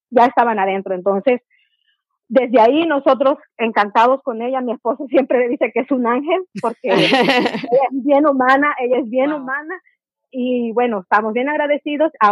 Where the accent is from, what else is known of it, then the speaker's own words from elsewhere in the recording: Ecuador; Soy de Ecuador y quisiera saber en qué fecha van las peticiones de ciudadanos